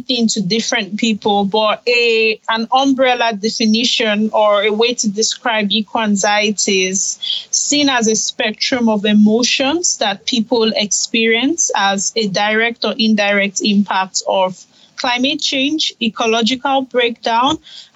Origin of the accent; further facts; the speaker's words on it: Nigeria; I'm Nigerian